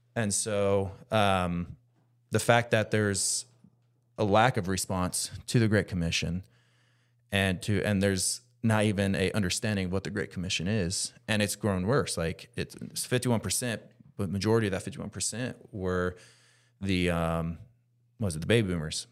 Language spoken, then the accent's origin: English; United States; me specifically being American